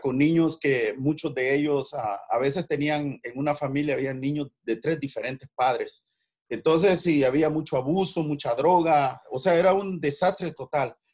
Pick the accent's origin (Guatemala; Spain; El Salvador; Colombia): El Salvador; moved away as an adult; also born or lived in San Francisco; now in United States; soy de origen salvadoreño